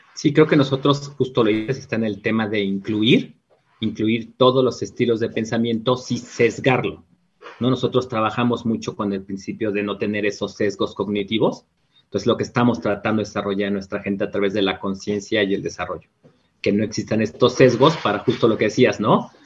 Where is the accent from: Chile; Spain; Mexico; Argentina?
Mexico; como muchos mexicanos